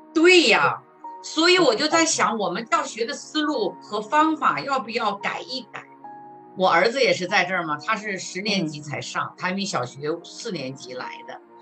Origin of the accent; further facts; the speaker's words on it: Hebei, China; now in Greater Washington area, United States; 我是来自中国河北的，教中文大概有十五六年了吧